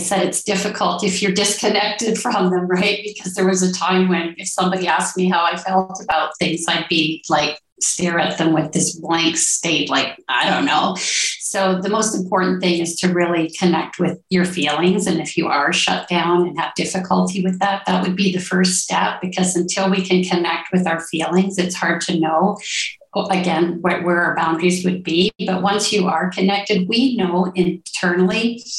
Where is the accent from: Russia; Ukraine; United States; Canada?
Canada; Ontario; now in Colombia; I'm originally from Ontario, Canada, and now I live in Colombia, South America